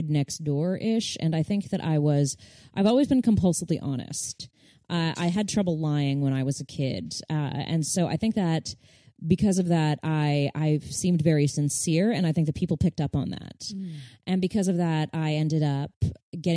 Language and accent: English; Burbank, California, United States; I grew up in Burbank where kids would come out for pilot season.